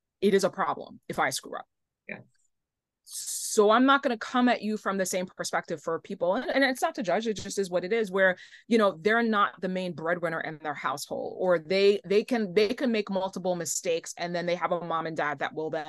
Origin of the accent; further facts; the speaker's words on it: New York, United States; I'm from New York, born and raised